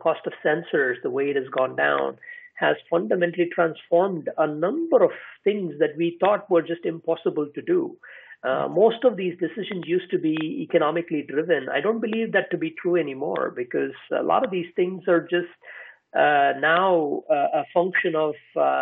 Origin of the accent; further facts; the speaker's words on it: India; also born or lived in United States; now in Iceland; I'm from India, I live in Iceland, I've lived in the US